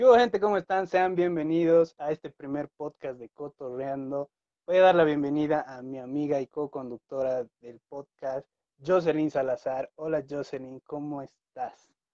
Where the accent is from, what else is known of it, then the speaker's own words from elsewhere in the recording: La Paz, Bolivia; soy de La Paz, La Paz, Bolivia